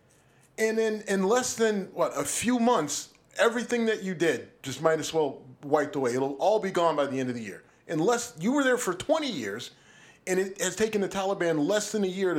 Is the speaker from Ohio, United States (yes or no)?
yes; Youngstown, Ohio, United States; moved away; I was home in my hometown of Youngstown